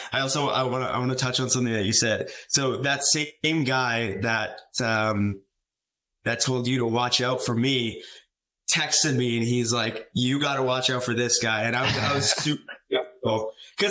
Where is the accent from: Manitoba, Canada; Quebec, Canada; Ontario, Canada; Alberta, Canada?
Alberta, Canada; Calgary; being in Calgary, my hometown